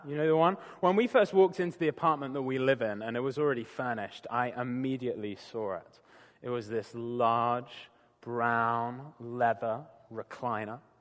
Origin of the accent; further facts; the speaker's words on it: United Kingdom; moved away; I'm a Brit